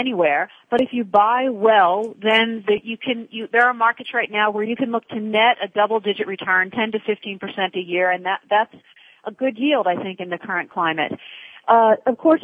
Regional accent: Baltimore, Maryland, United States; moved away as an adult; also born or lived in Ireland / Paris, France; now in Panama City, Panama; I grew up in Baltimore, went to work for them out of school.

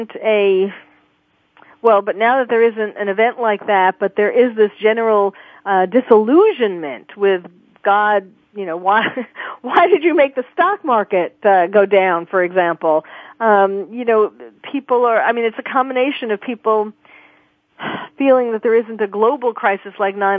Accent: New York, United States; born or raised there; moved away as an adult; now in California, United States

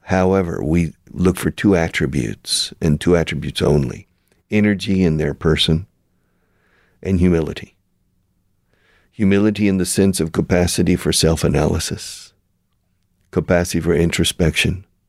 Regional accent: Houston, Texas, United States; I was born in Houston

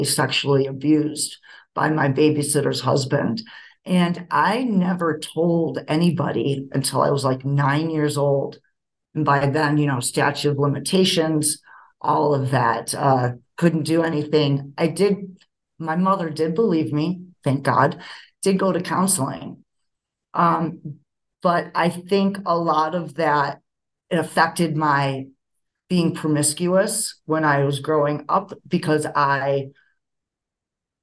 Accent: Rochester, New York, United States; now in Denver, United States; I was born in Rochester, New York

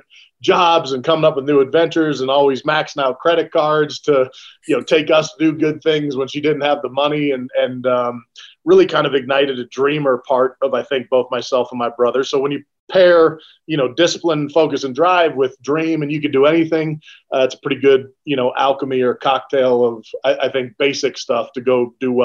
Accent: Bay Area, California, United States; I grew up in the Bay Area, California

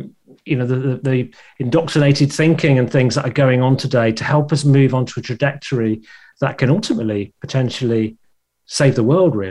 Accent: England, United Kingdom; accent: English; my English, my accent

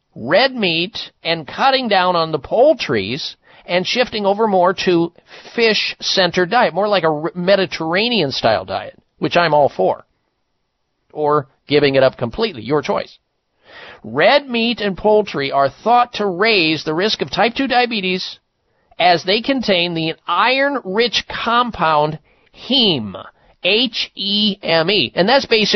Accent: Midwest, United States; at our home growing up in the Midwest

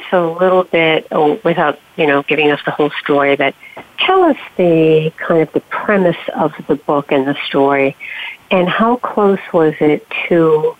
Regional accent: New England, United States; also born or lived in North Carolina; I now live in Rhode Island because I'm a native New Englander

